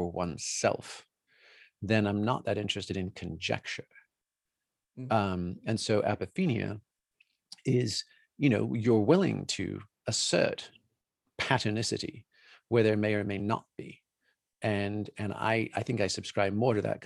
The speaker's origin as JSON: {"language": "English", "area": "New Forest", "region": "South East England", "country": "United Kingdom", "tie": "born or raised there", "also_born_or_lived": "Colorado", "moved": "yes", "said": "growing up in the New Forest, growing up within sight of Stonehenge, Salisbury Cathedral, you know, where we went to school"}